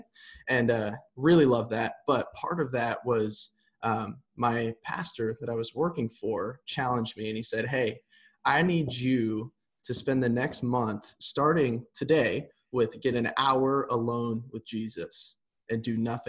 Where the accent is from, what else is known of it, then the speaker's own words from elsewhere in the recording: Nebraska, United States; I grew up in Nebraska